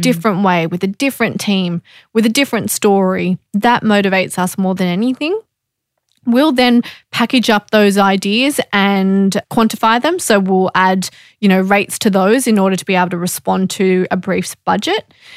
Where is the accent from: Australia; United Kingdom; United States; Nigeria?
Australia; being Australian